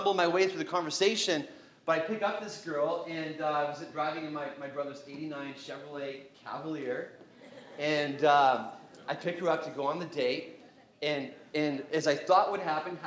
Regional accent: Canada; growing up in Canada

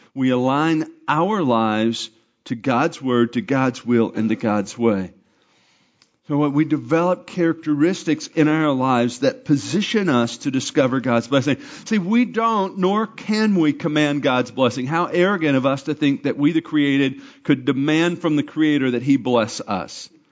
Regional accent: Arkansas, United States; I'm from Arkansas

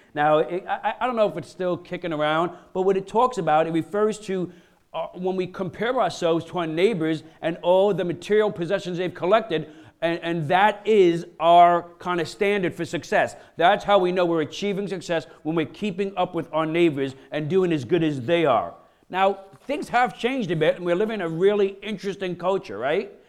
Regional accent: Brooklyn, New York, United States; I'm a kid from Brooklyn, you know, grew up in, in, in low-income areas

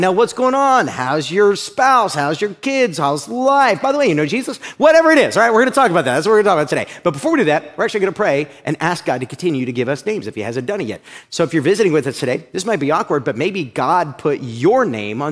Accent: Uniontown, Ohio, United States; moved away; I grew up in a little area called Uniontown, Ohio. It's right outside of Akron, Ohio

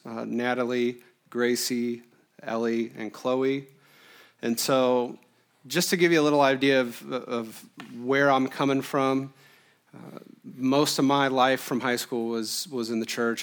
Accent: Illinois, United States; moved away as an adult; now in Iowa, United States; I was born and raised in Illinois, a Quad City kid my whole life

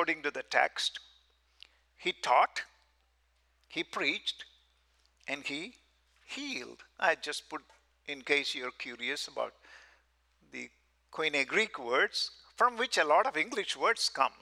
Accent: South India, India; moved away as an adult; also born or lived in Southern California; We are from South India

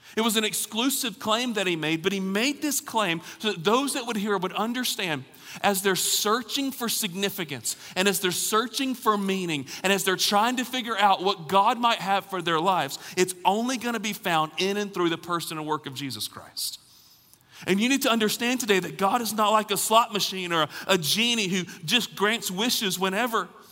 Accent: Alabama, United States; also born or lived in Raleigh, North Carolina; now in Knoxville, United States; I grew up in Alabama

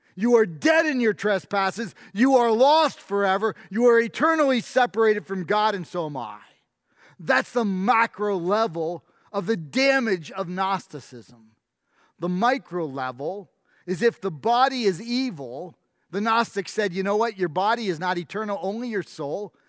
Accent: New York, United States; moved away; I grew up in New York

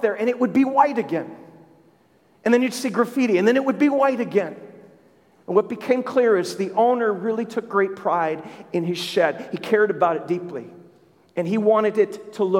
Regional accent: Minnesota, United States; in Minnesota where I grew up

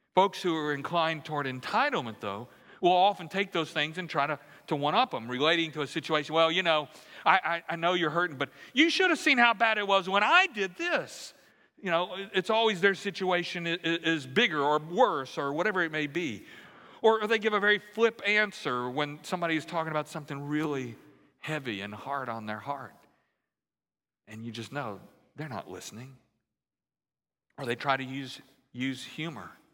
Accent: Central Louisiana, United States; now in Houston, United States; growing up in Central Louisiana

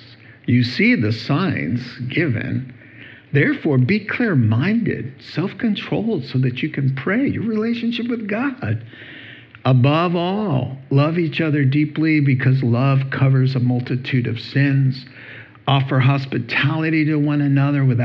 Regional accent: the South, United States; I'm from the South

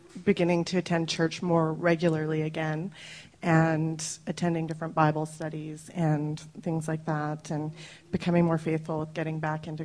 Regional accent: Surrey, British Columbia, Canada; now in Langley, Canada; I grew up in Surrey, so not far from here

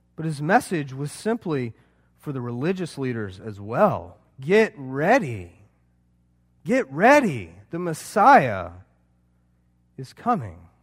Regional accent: Charleston, United States; I'm from Charleston.

